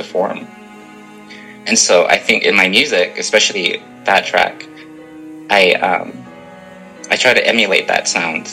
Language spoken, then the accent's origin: English; Canada; I am a Canadian